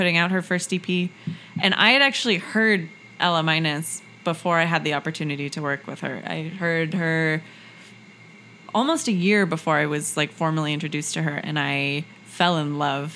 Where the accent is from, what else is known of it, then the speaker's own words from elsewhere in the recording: Los Angeles, California, United States; moved away as an adult; also born or lived in Western Massachusetts / Valparaiso, Chile; I'm from Los Angeles originally, California